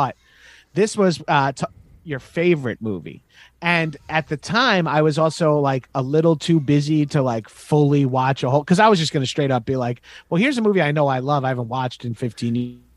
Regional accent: Long Island, New York, United States; I'm from Long Island, New York.

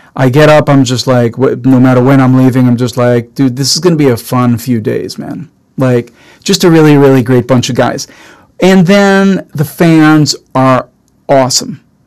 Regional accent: Jerusalem, Jerusalem District, Israel; now in United States; born and raised in Israel

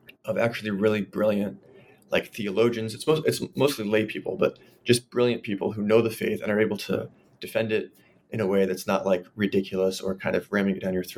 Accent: Pasadena, California, United States; also born or lived in Los Angeles; So I'm from Los Angeles. I grew up in Pasadena, California

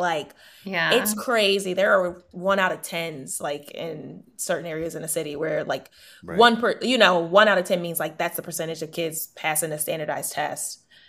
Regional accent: Baltimore, Maryland, United States

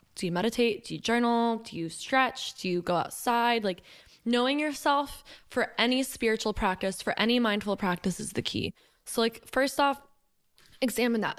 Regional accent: Johns Creek, Georgia, United States; I grew up in Johns Creek, Georgia

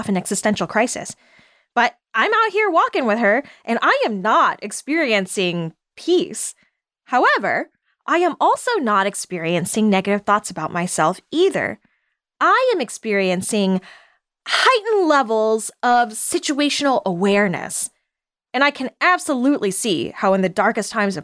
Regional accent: the South, United States; I'm a Southerner

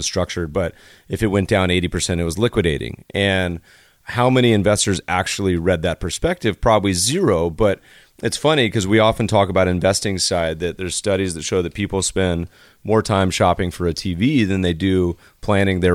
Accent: Colorado, United States; I grew up partially in Colorado

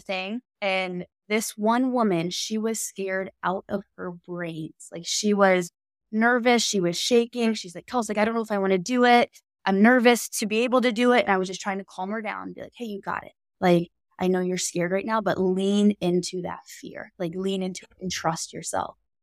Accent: Canton, Ohio, United States; I'm not from this city or Hilliard, Ohio, but I'm from Canton, Ohio

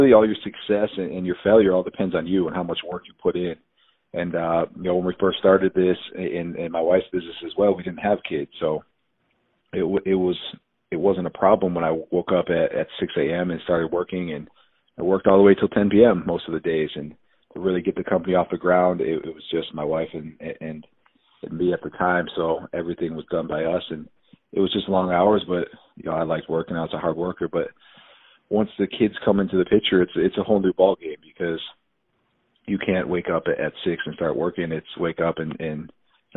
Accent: Buffalo, New York, United States; moved away as an adult; also born or lived in Arizona; born and raised in Buffalo, New York, 5 brothers

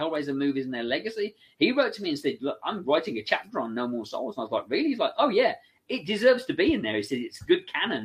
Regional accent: England, United Kingdom; I'm English, so I can kind of do the voice

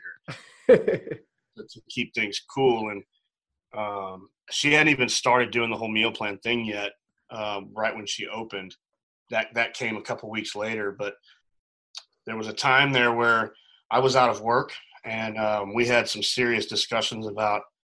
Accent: Edwardsville, Illinois, United States; moved away as an adult; So I'm from a little town called Edwardsville, right across the river from St. Louis. But it's the St. Louis metro area. That's where I grew up.

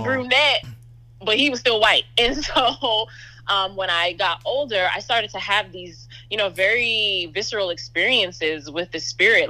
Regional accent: New York City, New York, United States; I'm the daughter of West Indian immigrants. I grew up in New York City

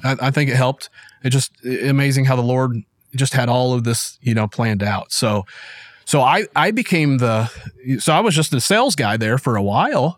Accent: Springfield, Missouri, United States; I was born in Springfield, Missouri, which I still live

